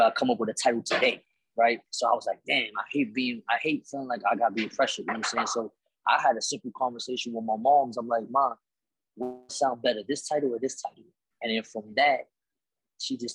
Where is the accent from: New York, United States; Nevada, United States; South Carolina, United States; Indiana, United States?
New York, United States; New York City; growing up in Spanish Harlem